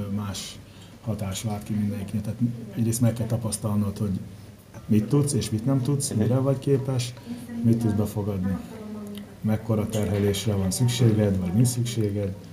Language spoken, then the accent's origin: Hungarian; Nigeria; also born or lived in Paraguay; now in Hungary; Nigériában nőttem fel, ex-angol gyarmat